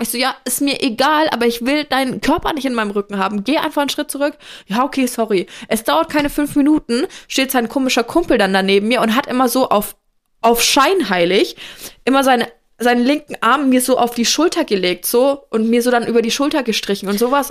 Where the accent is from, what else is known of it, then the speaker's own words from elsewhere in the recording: Franconia, Bavaria, Germany; moved away; also born or lived in Rheinhessen; bei uns in Franken